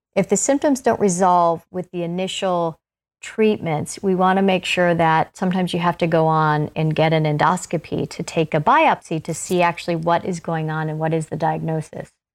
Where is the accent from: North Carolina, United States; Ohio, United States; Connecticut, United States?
Ohio, United States; moved away; I'm originally from Ohio